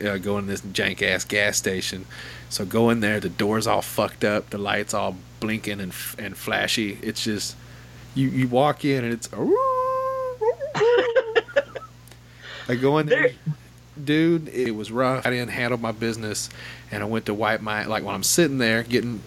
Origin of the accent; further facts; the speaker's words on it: Arkansas, United States; I'm from Arkansas